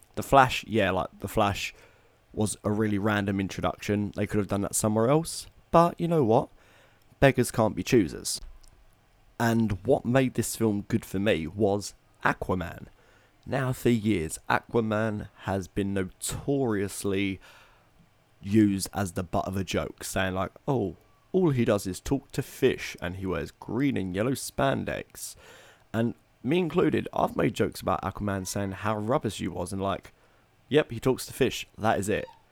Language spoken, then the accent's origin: English; Tilbury, East of England, United Kingdom; moved away; Batman's been filmed in my hometown